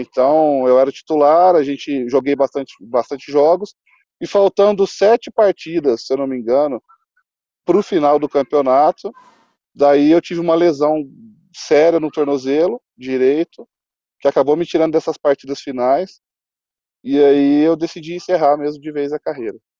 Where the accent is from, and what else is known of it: Brazil